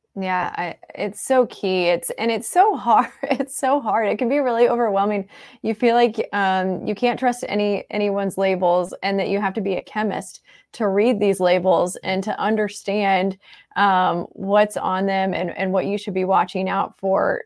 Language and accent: English; Midwest, United States; moved away as an adult; also born or lived in Florida / Saint Louis area; now in St. Louis, United States; I grew up in the Midwest